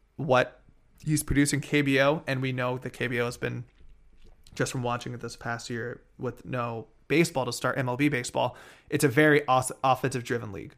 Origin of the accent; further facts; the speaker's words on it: East Bay, California, United States; growing up in the East Bay